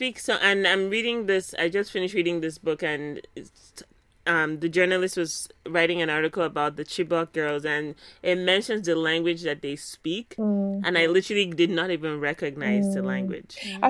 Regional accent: Nigeria; moved away as an adult; also born or lived in Massachusetts / Michigan; now in United States; I spent 18 years in Nigeria, my first 18 years in Nigeria. Now I've lived in Massachusetts and I've lived in Michigan.

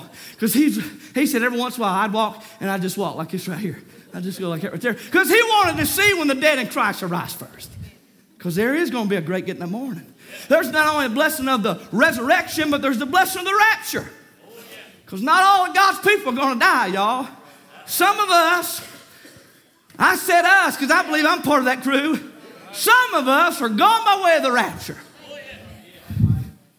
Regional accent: Lexington, North Carolina, United States; I grew up in Lexington. My dad pastored Walters Grove

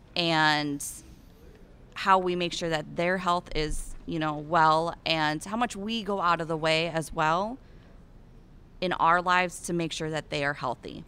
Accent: Eastern Iowa, United States; accent: Iowan; I'm from Eastern Iowa, right along the Mississippi River, and I grew up, get ready for it, raising shorthorn cattle

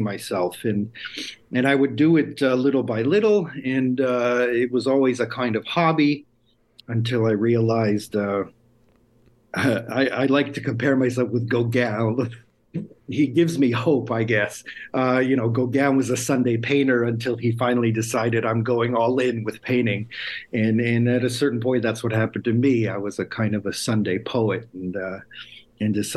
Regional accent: United States; first language Lithuanian; moved away as an adult; now in Lithuania; I was born in the States, but my parents were born here

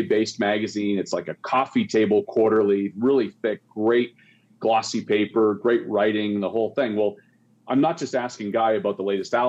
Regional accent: Canada; I grew up in Canada

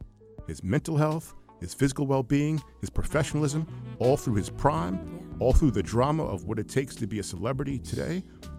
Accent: Long Island, New York, United States; I'm from New York, from Long Island

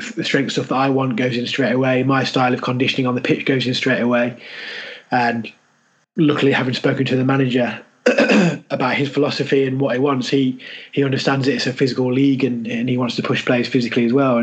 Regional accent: Leicester, East Midlands, United Kingdom; accent: Leicester; moved away as an adult

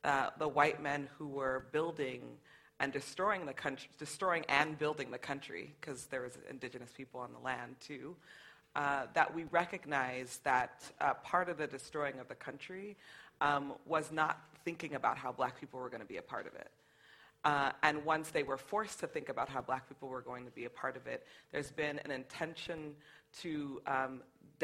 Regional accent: United States; growing up in the United States as a black person

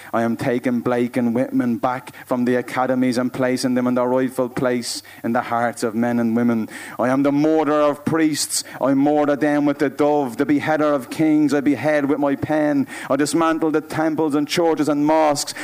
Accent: Dublin, Leinster, Ireland

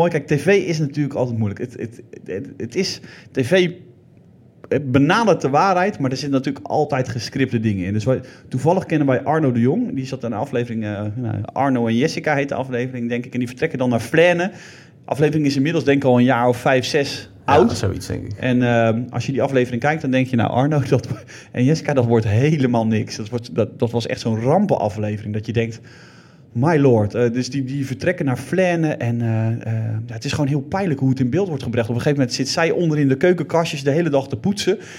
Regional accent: Zeelandic Flanders, Netherlands; bij ons in Zils Vlaanderen

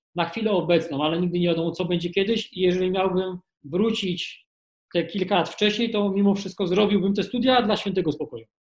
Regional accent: Kraków, Lesser Poland, Poland; Ja jestem z Krakowa

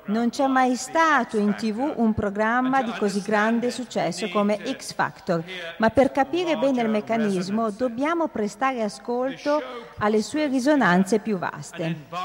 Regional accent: England, United Kingdom; Italian is a second language; Innanzitutto mi scuso perché sono inglese e come tutti gli inglesi sono molto pigro e non ho mai studiato altre lingue

